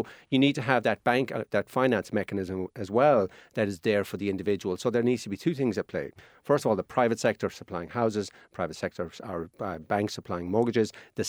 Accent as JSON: {"language": "English", "region": "Munster", "country": "Ireland", "lives_now": "Dublin, Ireland", "said": "I'm originally from Kerry. I have to live here. You know, I'd rather live down in Kerry and have a job down there, but I can't."}